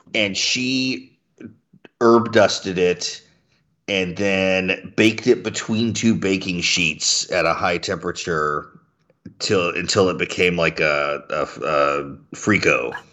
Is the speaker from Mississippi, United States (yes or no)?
yes; Mississippi, United States; we eat a lot of rice in Mississippi too